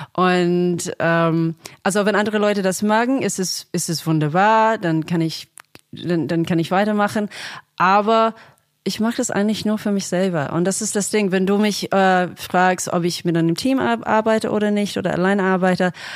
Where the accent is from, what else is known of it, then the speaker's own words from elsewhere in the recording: Australia; German is a second language; now in Berlin, Germany; ich komme ursprünglich aus Australien, deswegen spreche ich Deutsch mit einem Akzent